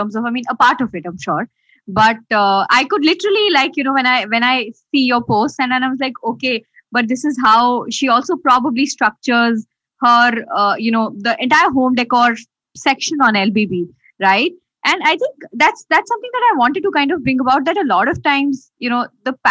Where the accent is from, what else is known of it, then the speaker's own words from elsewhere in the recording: India; as Indians